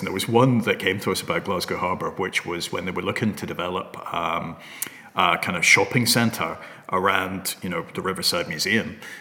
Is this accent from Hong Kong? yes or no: yes; Hong Kong; moved away; I come from Hong Kong originally